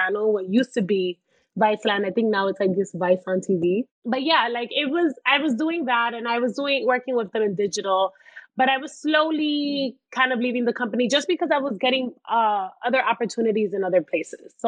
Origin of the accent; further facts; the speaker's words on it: New York City, New York, United States; also born or lived in Washington Heights; I'm from the Bronx